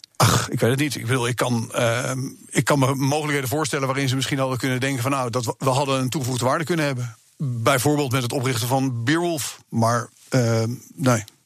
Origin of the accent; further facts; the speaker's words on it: Amsterdam, North Holland, Netherlands; also born or lived in United States; ik ben opgegroeid in Amsterdam